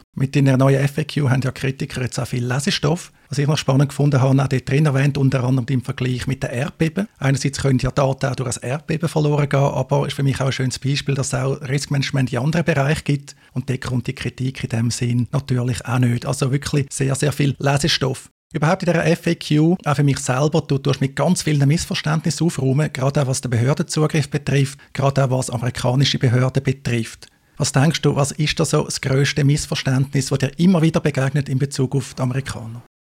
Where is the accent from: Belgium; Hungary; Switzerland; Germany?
Switzerland; in der Schweiz haben wir